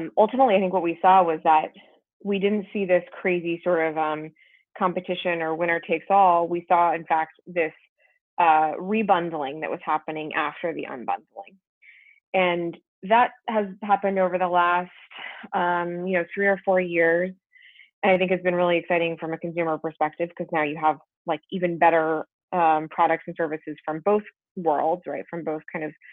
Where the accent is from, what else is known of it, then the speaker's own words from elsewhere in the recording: Berkeley, California, United States; I grew up in Berkeley, California. Not too far from where I am right now.